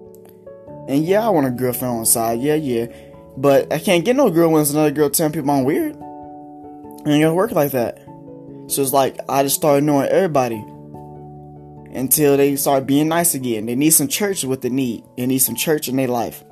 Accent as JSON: {"language": "English", "town": "Denton", "region": "Texas", "country": "United States", "also_born_or_lived": "Pampa, Texas", "lives_now": "Amarillo, United States", "said": "I am from Denton, Texas"}